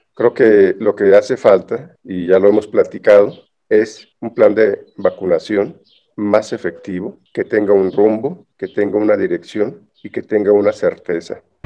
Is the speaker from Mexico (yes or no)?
yes; Mexico; así somos los mexicanos